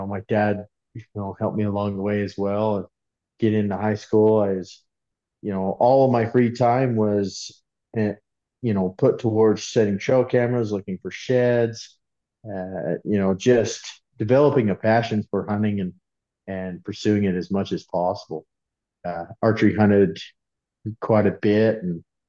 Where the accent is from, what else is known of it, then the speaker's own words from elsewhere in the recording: Delta, Utah, United States; I grew up in Delta, Utah